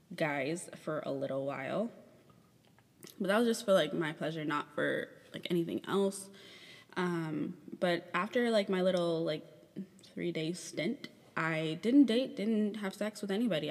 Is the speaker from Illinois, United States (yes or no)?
yes; Chicago, Illinois, United States; moved away; my hometown um, or where I was born